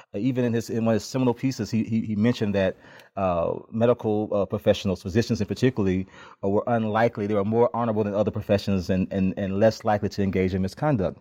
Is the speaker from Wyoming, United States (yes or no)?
no; Memphis, Tennessee, United States; also born or lived in Chattanooga; now in Atlanta, United States; I grew up in Memphis